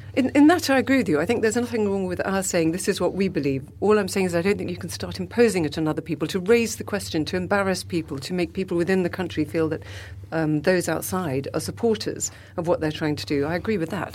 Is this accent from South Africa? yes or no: yes; South Africa; moved away; I come from South Africa